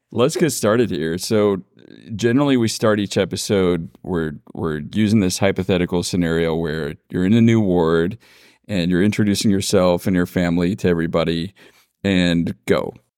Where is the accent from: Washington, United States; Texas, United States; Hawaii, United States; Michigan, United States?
Washington, United States; moved away; I come from Washington